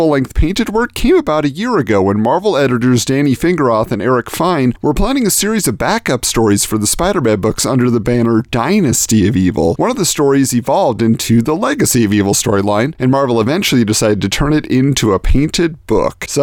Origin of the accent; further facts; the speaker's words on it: Irvine, California, United States; I was lucky enough to have one in my hometown of Irvine, California.